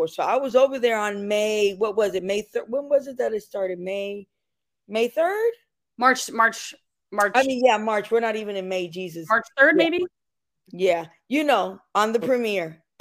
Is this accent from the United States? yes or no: yes; Stratford, Connecticut, United States; I'm from Stratford, so right next to that.